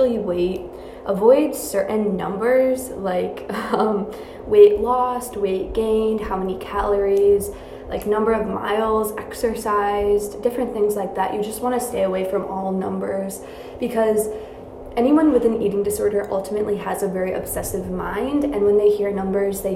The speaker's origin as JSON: {"language": "English", "region": "New York", "country": "United States", "said": "I'm from New York"}